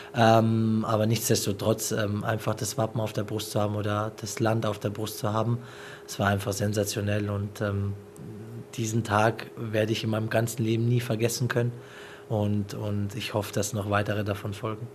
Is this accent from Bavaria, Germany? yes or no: no; Pforzheim, Baden-Württemberg, Germany; hier ist meine Heimat. Jeder, der mich kennt, jeder, der weiß, woher ich komme. Pforzheim ist ähm, ja ein Katzensprung von hier